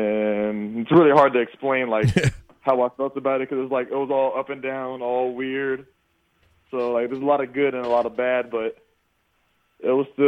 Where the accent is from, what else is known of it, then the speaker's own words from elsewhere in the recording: Florida, United States; UCF being a Florida school, I kind of can have a little bit of bragging rights there, too, because I'm from Florida